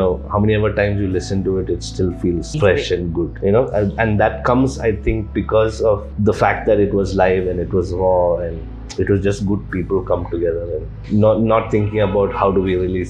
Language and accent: English; Kuwait; This whole third culture thing of being born and brought up in Kuwait and not really identifying with any, whether it was Chennai or Kerala.